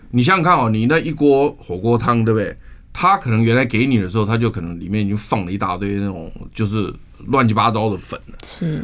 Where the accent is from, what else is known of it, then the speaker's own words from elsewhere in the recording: Taiwan; 我们台湾人